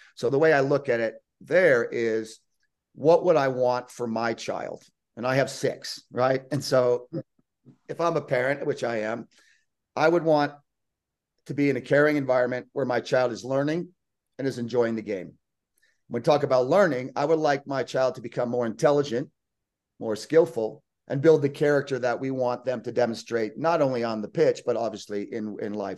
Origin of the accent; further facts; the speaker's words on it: United States; moved away as an adult; also born or lived in Lake Tahoe, California; now in Sitges, Spain; I'm born and raised in the United States